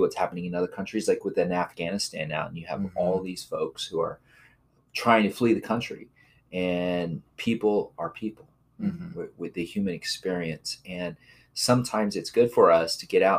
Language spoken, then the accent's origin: English; Odessa, Texas, United States; I'm from Odessa, Texas